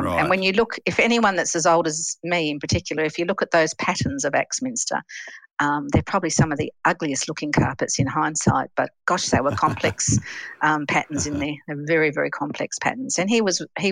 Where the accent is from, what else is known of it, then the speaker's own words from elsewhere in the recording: Western Australia, Australia; also born or lived in England / Geelong, Victoria; I was born in England and I am one of the last of the 10-pound POMies that actually came over to Australia. And I actually landed in Australia on my fourth birthday